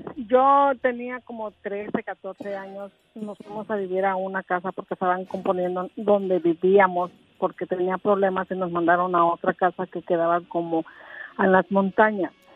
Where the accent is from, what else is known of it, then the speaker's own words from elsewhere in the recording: Tecingo, Puebla, Mexico; also born or lived in Oaxaca City, Oaxaca; nos llevó a vivir a Tencingo, Puebla. Entonces ahí crecimos, ahí crecimos nuestra vida, pero realmente nosotros somos oaxaqueño